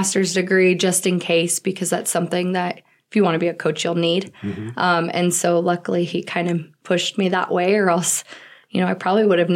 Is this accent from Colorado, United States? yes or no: yes; Colorado, United States; now in Chadron, United States; I actually grew up in Colorado, a small town, considered in Colorado